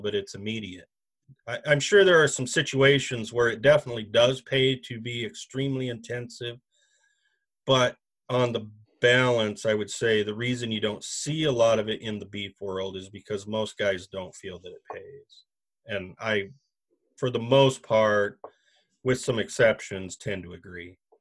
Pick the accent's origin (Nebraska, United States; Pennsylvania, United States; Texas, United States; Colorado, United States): Nebraska, United States; now in Grand Rapids, Minnesota, United States; I am originally from Nebraska